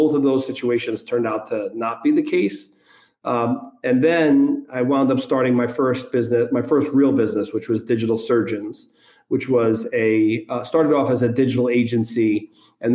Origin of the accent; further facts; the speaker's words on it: New York City, New York, United States; I'm from New York City, grew up son of an immigrant